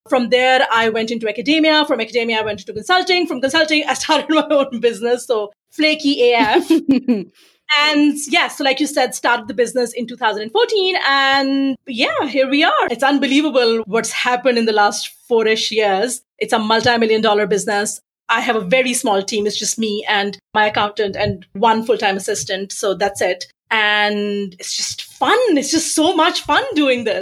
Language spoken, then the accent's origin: English; Pakistan; I was born in Pakistan